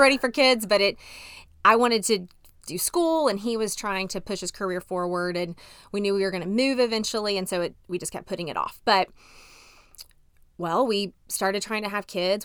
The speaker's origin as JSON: {"language": "English", "town": "Dallas", "region": "Texas", "country": "United States", "tie": "born or raised there", "also_born_or_lived": "Arkansas / Montgomery, Alabama / Tennessee", "moved": "as an adult", "said": "I grew up in Dallas, Texas"}